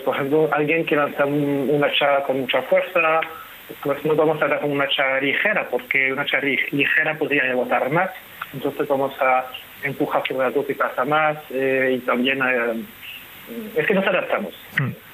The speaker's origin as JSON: {"language": "Spanish", "country": "France", "second_language": "Spanish", "moved": "yes", "lives_now": "Spain", "said": "yo soy francés"}